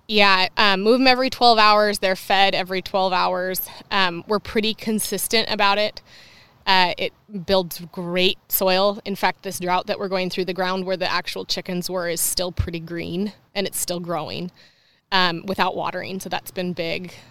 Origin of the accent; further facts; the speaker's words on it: La Conner, Washington, United States; I grew up in Laconner. It's really small.